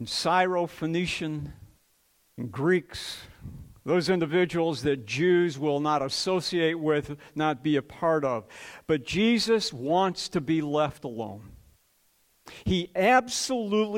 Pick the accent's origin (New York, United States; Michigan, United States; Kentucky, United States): Michigan, United States; Detroit; I grew up in Detroit